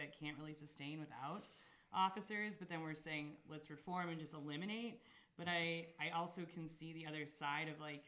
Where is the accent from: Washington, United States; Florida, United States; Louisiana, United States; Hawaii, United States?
Washington, United States; Spokane; also born or lived in Missoula / Bellingham; I grew up in the Perry, Grant, East Central area